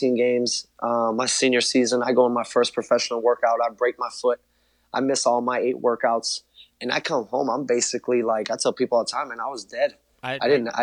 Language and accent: English; Chicago, Illinois, United States; growing up in Chicago, being really the biggest Bulls fan